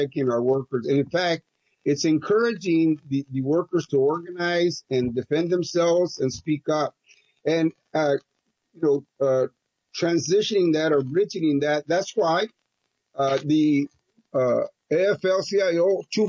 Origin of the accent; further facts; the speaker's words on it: Crystal City, Texas, United States; I grew up in Crystal City